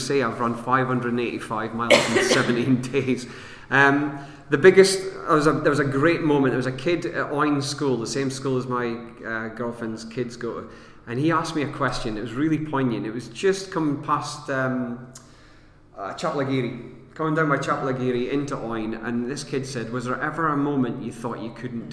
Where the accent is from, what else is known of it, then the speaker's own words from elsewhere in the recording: Aberdeen, Scotland, United Kingdom; moved away as an adult; where I was born in Aberdeen Hospital